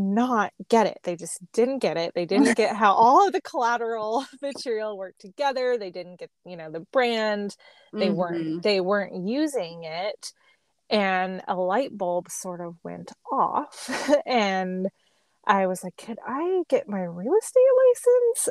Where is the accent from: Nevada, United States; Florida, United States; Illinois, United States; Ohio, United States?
Nevada, United States; Las Vegas; also born or lived in Portland, Oregon; now in Tacoma, United States; I'm from Las Vegas and there's no state income tax in Nevada.